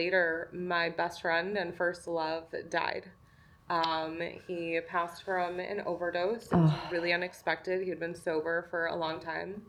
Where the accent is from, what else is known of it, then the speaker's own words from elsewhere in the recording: New York, United States; also born or lived in Manhattan; I'm from New York originally, and I lived in Manhattan for a long time